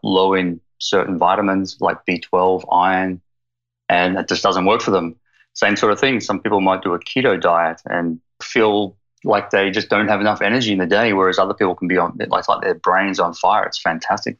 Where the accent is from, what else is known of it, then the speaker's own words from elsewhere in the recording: Melbourne, Victoria, Australia; accent: Aussie; moved away as an adult; also born or lived in Queensland, Australia; now in Victoria, Canada; I grew up in Melbourne, Australia, in Queensland, and I've only been over here for 3 years, so I've kept the Aussie accent